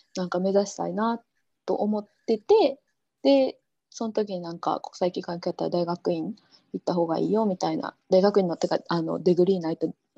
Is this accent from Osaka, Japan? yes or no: yes; Osaka, Japan; moved away as an adult; now in Jordan; 大阪大阪出身。